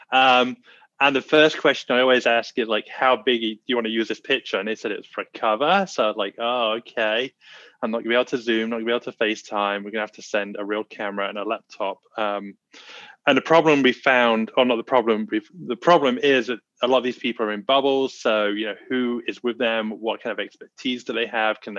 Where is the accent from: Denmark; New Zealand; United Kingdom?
United Kingdom; England; moved away as an adult; now in Los Angeles, United States; I'm from England, but I'm in LA and I've been here 10 years